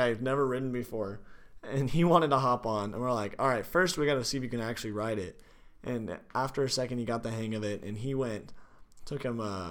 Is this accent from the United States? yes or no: yes; California, United States; moved away; my hometown, California